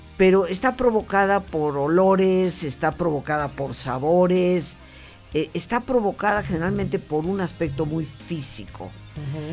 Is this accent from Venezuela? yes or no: no; Mexico; moved away as an adult; yo siendo mexicana